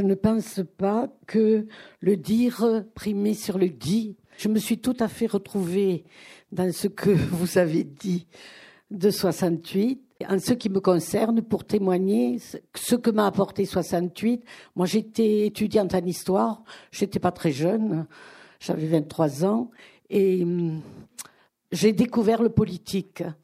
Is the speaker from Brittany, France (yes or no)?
yes; Brittany, France; moved away; also born or lived in Africa; je suis bretonne d'origine et j'avais vécu une partie de ma vie en Afrique